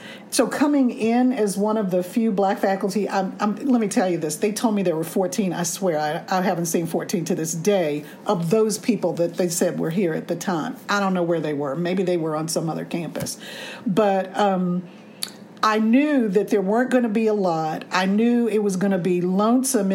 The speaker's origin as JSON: {"language": "English", "town": "Washington", "region": "District of Columbia", "country": "United States", "tie": "born or raised there", "moved": "yes", "said": "I grew up in the North in the sense that I grew up in D.C."}